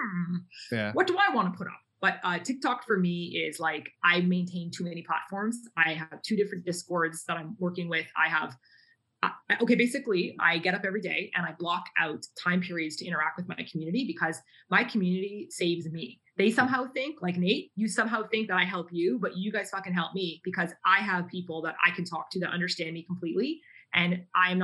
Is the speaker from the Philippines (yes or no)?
no; Canada; moved away as an adult; also born or lived in South Korea / Japan; my home country, Canada